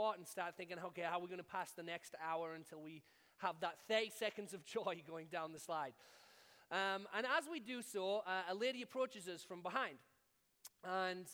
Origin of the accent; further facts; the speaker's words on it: United Kingdom; being British